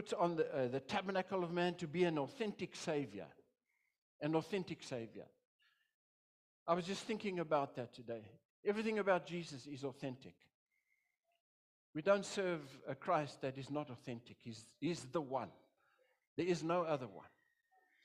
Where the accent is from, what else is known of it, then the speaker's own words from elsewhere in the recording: South Africa; I'm a pastor from South Africa